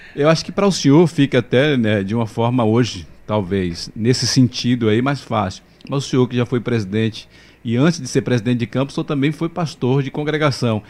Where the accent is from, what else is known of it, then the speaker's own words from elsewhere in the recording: Mairi, Bahia, Brazil; eu sou de Mairi, Vaza da Roça